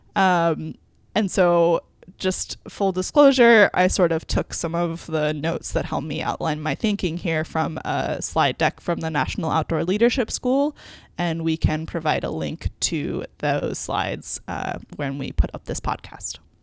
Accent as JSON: {"language": "English", "region": "New York", "country": "United States", "tie": "born or raised there", "moved": "as an adult", "said": "I grew up in New York."}